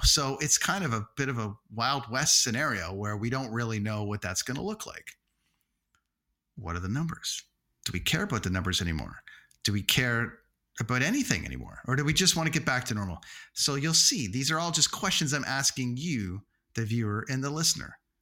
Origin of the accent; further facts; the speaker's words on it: Toronto, Ontario, Canada; in my hometown